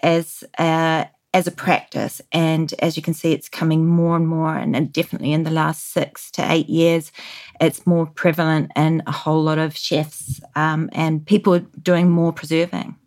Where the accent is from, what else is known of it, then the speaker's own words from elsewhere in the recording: New Zealand; moved away; growing up in New Zealand in the 80s